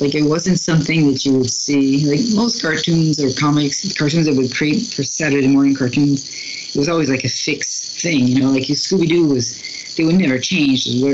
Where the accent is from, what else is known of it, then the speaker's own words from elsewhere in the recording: New Brunswick, Canada; also born or lived in Schefferville, Quebec, Canada; I'm from New Brunswick in Canada, but my parents for a while moved when I was really young to Quebec